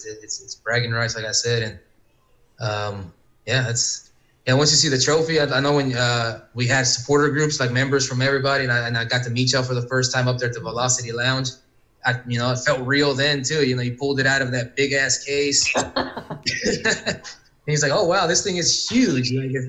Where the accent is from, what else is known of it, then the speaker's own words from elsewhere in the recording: Texas, United States; growing up in Texas